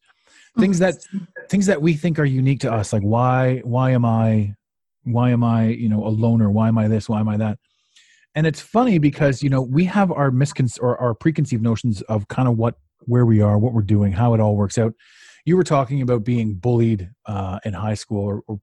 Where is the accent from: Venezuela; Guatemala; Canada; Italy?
Canada; I'm from Canada